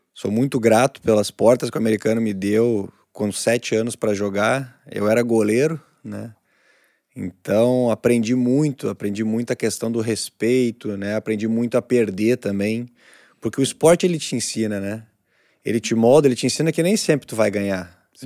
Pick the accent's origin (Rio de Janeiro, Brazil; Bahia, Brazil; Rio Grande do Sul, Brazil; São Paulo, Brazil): Rio Grande do Sul, Brazil; Novo Hamburgo; Nunca saí de Novo Hamburgo.